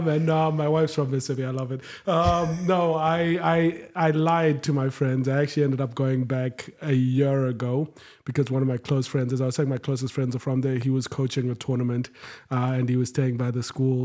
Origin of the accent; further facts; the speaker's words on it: Harare, Zimbabwe; moved away as an adult; also born or lived in Jackson; now in United States; so I'm from Zimbabwe, uh, born and bred, grew up in Harare